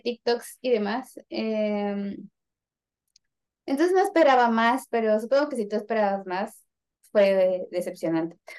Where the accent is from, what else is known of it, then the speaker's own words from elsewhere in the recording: Mexico; Somos mexicanos